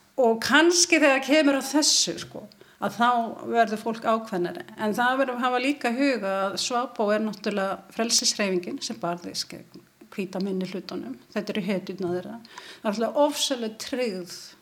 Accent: Ísafjörður, Westfjords, Iceland; ég er frá Ísafjörðu

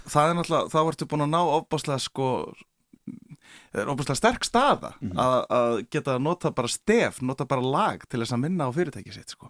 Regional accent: Akureyri, Northeastern Region, Iceland; er frá Akureyri

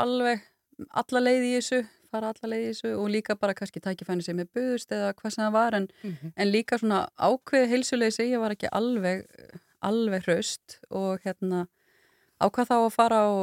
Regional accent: Kópasker, Northeastern Region, Iceland; moved away; also born or lived in Ólafsvík; ég er alin upp uh, á Kópaskeri

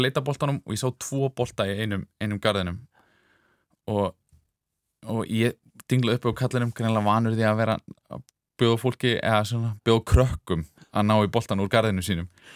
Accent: Reykjavík, Capital Region, Iceland; ég elst upp í Reykjavík

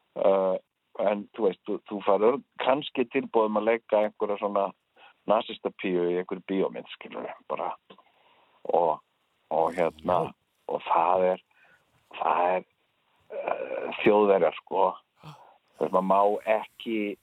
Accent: Iceland; ég er frá Íslandi

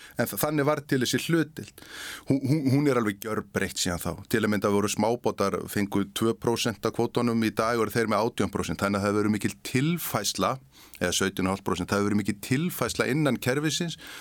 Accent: Vestmannaeyjar, Southern Region, Iceland; moved away; also born or lived in Akureyri; kem frá Vestmannið.

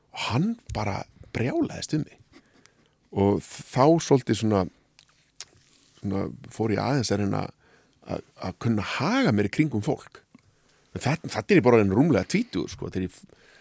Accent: Hafnarfjörður, Capital Region, Iceland; moved away as an adult; also born or lived in Faroe Islands / Árbær; now in Reykjavík, Iceland; ólst upp í hafna fyrir því

